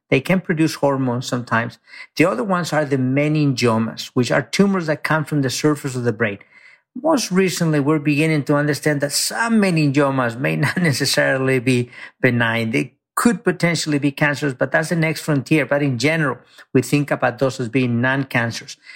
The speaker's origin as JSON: {"language": "English", "country": "Mexico", "tie": "born or raised there", "moved": "yes", "lives_now": "United States", "said": "I grew up very poor in Mexico. I came to this country, you know, undocumented"}